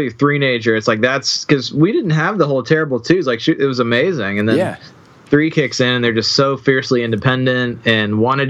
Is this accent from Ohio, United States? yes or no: yes; Circleville, Ohio, United States; also born or lived in Columbus, Ohio; now in Franklin, Tennessee, United States; Yeah, I'm from Columbus, Ohio. I live in Franklin, Tennessee now. Grew up in a little tiny town called Circleville, which is not really famous for anything other than pumpkins.